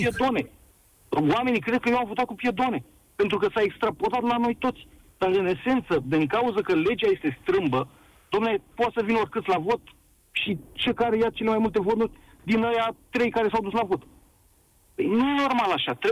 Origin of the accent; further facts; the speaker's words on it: Bucharest, Romania; Sunt bucureștean din sectorul 5.